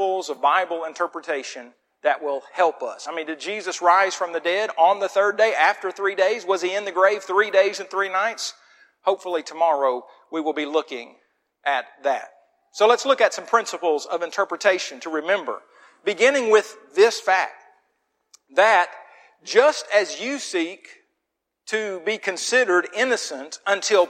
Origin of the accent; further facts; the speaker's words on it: Muskogee, Oklahoma, United States; now in Wetumpka, United States; the little town of Muskogee was a great place to grow up